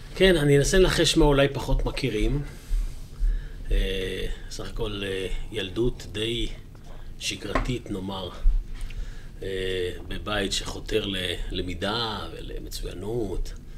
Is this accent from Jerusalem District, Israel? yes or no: yes; Jerusalem, Jerusalem District, Israel; also born or lived in Kiryat Arba; גם אני יליד ירושלים וגדלתי בירושלים.